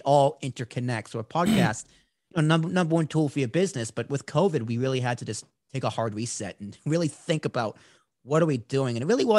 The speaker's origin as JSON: {"language": "English", "region": "New Jersey", "country": "United States", "said": "I'm from New Jersey. We live in New Jersey."}